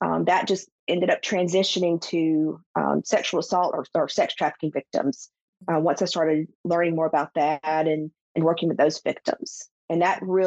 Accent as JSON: {"language": "English", "region": "South Alabama", "country": "United States", "tie": "born or raised there", "said": "I grew up in South Alabama"}